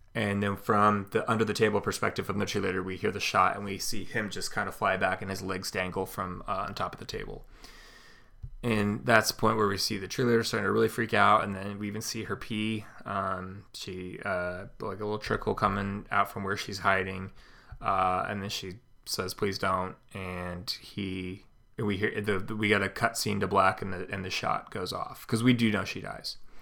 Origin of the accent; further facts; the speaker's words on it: California, United States; now in Midwest, United States; where I grew up in California